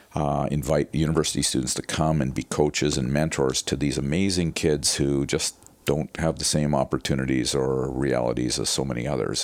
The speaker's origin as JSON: {"language": "English", "town": "Winnipeg", "region": "Manitoba", "country": "Canada", "tie": "born or raised there", "said": "I grew up in Winnipeg"}